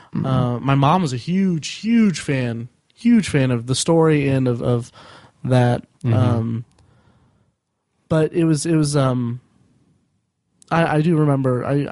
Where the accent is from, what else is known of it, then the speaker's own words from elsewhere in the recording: Indiana, United States; growing up in Indiana, which I did.